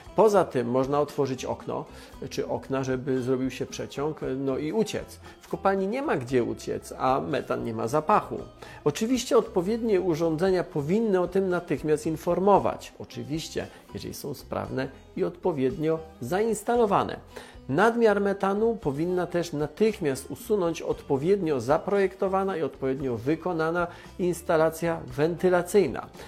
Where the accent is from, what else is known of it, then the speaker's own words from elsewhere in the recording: Silesian Voivodeship, Poland; Jestem ze Śląska, znam wielu górników